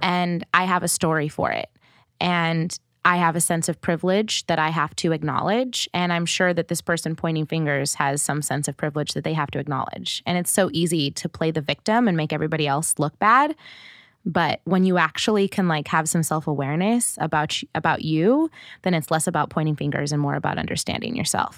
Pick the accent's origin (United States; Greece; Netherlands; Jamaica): United States; Oregon; moved away as an adult; also born or lived in Portland / Eugene; now in California, United States; I grew up in Oregon, which is not diverse